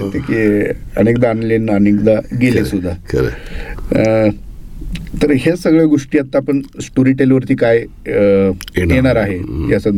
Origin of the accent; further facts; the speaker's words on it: Kalamb, Maharashtra, India; माझं मूळ गाव कळम उस्मानाबाद जिल्ह्यातलं तसं ग्रामीण भाग तो सगळा